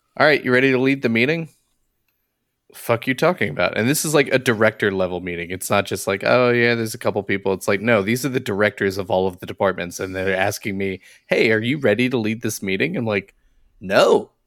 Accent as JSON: {"language": "English", "town": "Philadelphia", "region": "Pennsylvania", "country": "United States", "tie": "born or raised there", "said": "I grew up in the Philadelphia area"}